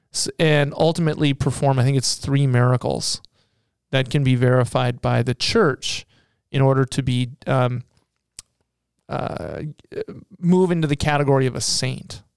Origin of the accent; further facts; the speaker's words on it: Seattle, Washington, United States; I grew up in Seattle